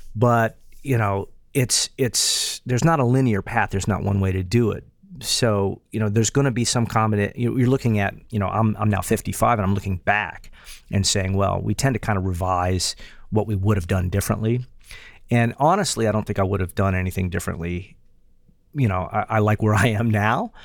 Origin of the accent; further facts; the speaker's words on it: Morgantown, West Virginia, United States; moved away as an adult; also born or lived in Knoxville, Tennessee; my hometown in Morgantown, West Virginia